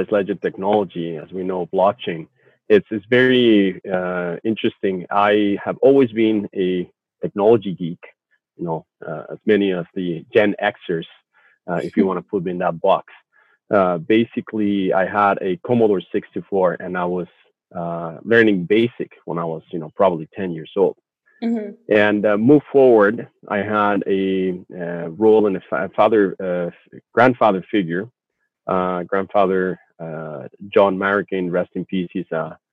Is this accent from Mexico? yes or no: yes; Mexico; moved away as an adult; now in Vancouver, Canada; I was originally born in Mexico and proud dual descent citizen of Canada and Mexico.